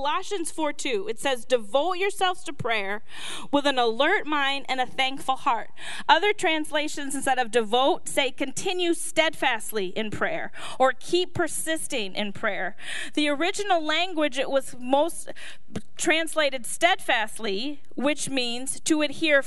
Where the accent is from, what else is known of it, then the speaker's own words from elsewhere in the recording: Minnesota, United States; I'm from Minnesota, the home of 3M